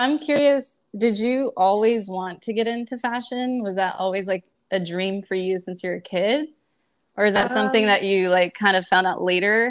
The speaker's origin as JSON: {"language": "English", "region": "Northern California", "country": "United States", "moved": "yes", "lives_now": "Los Angeles, United States", "said": "so we're both from Northern Cali, and we both moved to downtown LA from Northern Cali."}